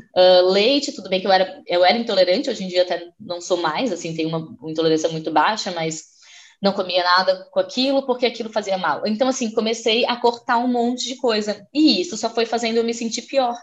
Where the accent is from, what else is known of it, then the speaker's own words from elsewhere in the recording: Florianópolis, Santa Catarina, Brazil; moved away as an adult; now in Portugal; Eu sou de Florianópolis, uma ilha linda no sul do Brasil, e eu estou aqui em Portugal já faz dois anos e meio